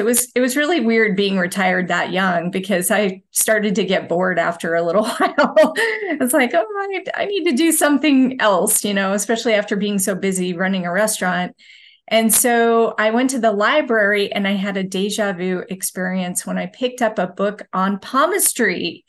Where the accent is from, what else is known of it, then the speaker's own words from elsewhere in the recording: Utah, United States; I would say I have a fairly normal upbringing from Utah. I studied business at the University of Utah